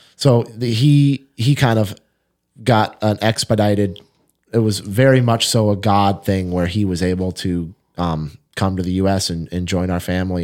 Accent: Fergus Falls, Minnesota, United States; moved away; I grew up in Fergus Falls

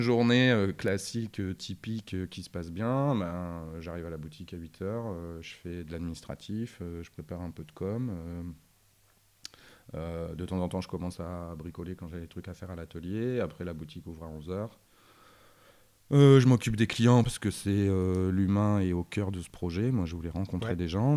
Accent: Arras, Hauts-de-France, France; now in Lille, France; je viens d'Arras

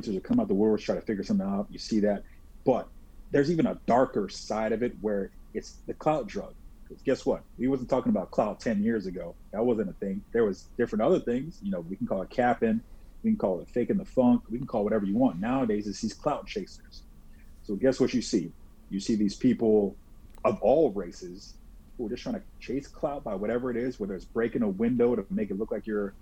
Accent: Delray Beach, Florida, United States; we're from South Florida, Delray Beach

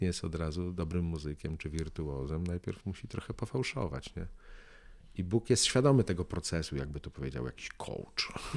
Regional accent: Łódź, Łódź Voivodeship, Poland; ja z Łodzi

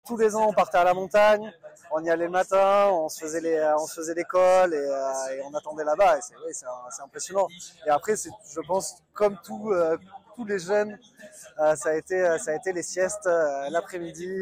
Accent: Bordeaux, Nouvelle-Aquitaine, France; moved away as an adult; also born or lived in Pau; J'ai grandi à Bordeaux

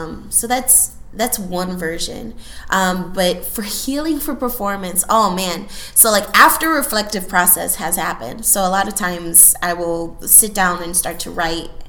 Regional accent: Chicago, Illinois, United States; also born or lived in Houston, Texas; second generation Boricua, born and raised in Chicago.

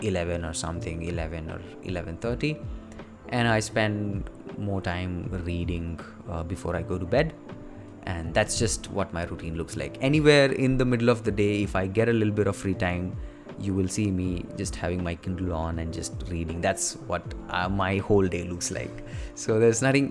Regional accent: India; I live with my parents and you have responsibilities as an Indian kid.

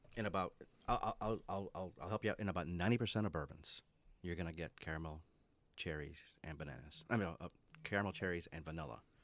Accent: Orlando, Florida, United States; moved away; I grew up in Orlando

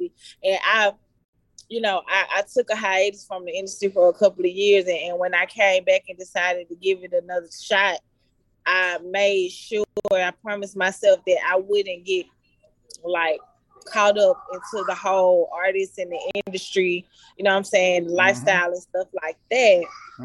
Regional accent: Atlanta, Georgia, United States; also born or lived in Decatur / Lithonia / Stone Mountain / East Point; I was born in Grady Memorial Hospital. I was raised in Mechanicsville, West Side Zone 3

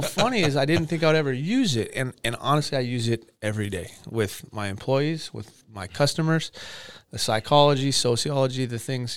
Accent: Camarillo, California, United States; I grew up in Ventura County, Camarillo pretty much been here my whole life.

